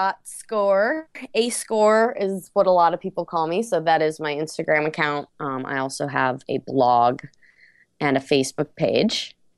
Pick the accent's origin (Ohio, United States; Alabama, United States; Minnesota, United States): Minnesota, United States; tells the story of this young girl growing up in Minnesota in a small town and spending the winters ice fishing, spending the summers on the lake, and, you know, what I've done with myself since moving out of here.